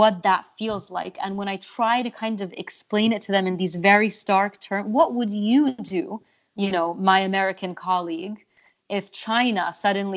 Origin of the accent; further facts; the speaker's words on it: Egypt; moved away; I grew up in Egypt